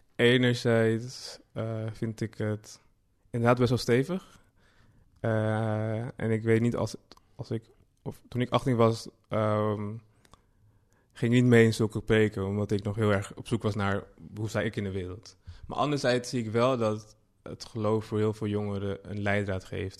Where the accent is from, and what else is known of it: Amsterdam, North Holland, Netherlands; born or raised there